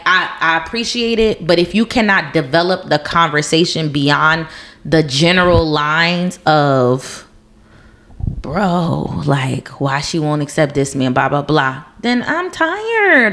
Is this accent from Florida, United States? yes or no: no; New Jersey, United States; moved away as an adult; moving away from my hometown. Mm-hmm. Um, and it was my choice because I've been I've been taken from New Jersey before, but it wasn't my choice.